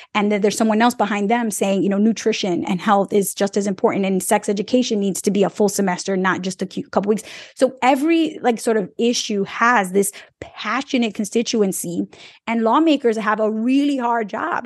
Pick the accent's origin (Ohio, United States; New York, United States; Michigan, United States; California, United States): New York, United States; New York City; I grew up in New York City where I didn't need to learn about agriculture